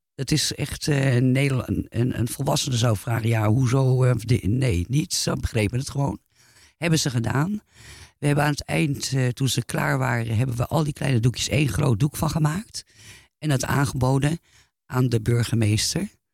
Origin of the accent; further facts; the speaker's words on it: Netherlands; moved away; also born or lived in France; als Nederlander tussen hang, omdat ik natuurlijk in, ook in Frankrijk woonde toen de tijd